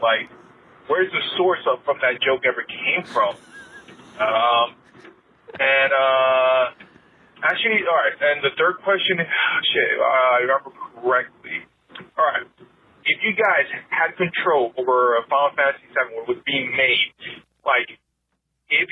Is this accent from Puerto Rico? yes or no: yes; Puerto Rico; moved away as an adult; now in Georgia, United States; I'm originally from Puerto Rico.